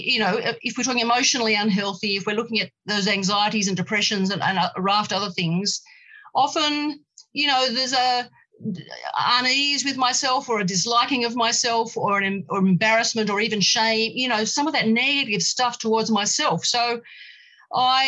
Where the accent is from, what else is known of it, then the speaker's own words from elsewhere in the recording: Australia; I am female, I am Australian, you know, with English and Australian heritage